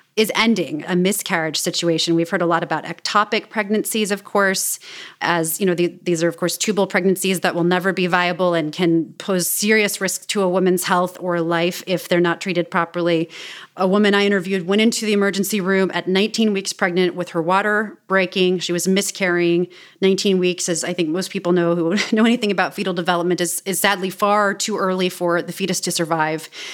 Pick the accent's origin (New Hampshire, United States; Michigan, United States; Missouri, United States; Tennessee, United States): Missouri, United States; Kansas City; moved away; I grew up in Kansas City, Missouri